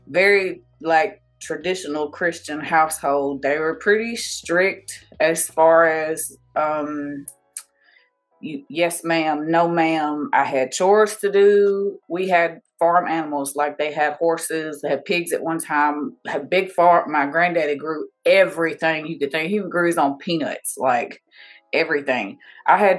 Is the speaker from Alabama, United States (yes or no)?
yes; Somerville, Alabama, United States; moved away; Alabama. It's small. It's so small. There's nothing